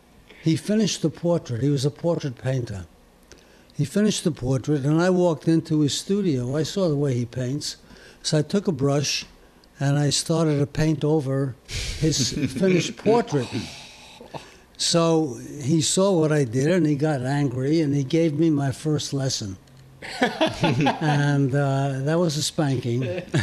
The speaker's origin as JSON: {"language": "English", "town": "Paris", "region": "Île-de-France", "country": "France", "tie": "born there", "said": "I hesitate to say this, but I was born in Paris, France."}